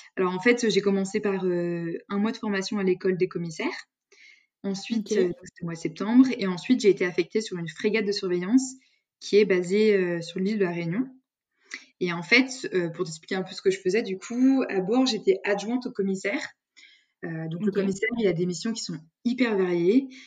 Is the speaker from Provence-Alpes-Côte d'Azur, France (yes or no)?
no; Lyon, Auvergne-Rhône-Alpes, France; rester à Lyon, parce que je suis originaire de Lyon.